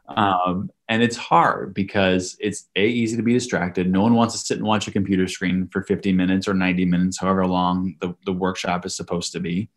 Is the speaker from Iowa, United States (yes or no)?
yes; Iowa, United States; I grew up in Iowa